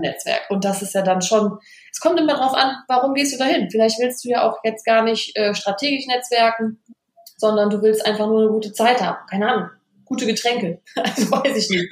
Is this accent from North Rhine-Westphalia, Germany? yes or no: yes; Vettweiß, North Rhine-Westphalia, Germany; moved away as an adult; now in Cologne, Germany; bin aber ganz in der Nähe aufgewachsen im Kreis Düren. Ähm, passt auch zum Karneval. Ich bin in der Gemeinde Fettweiß groß geworden